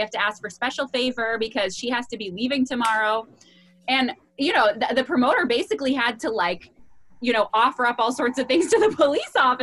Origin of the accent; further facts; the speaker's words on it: United States; as an American